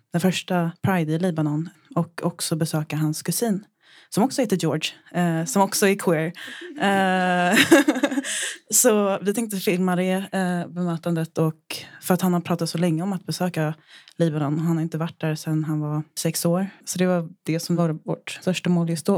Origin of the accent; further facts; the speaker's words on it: Japan; moved away; Just då så var jag i Japan, det är där jag är ifrån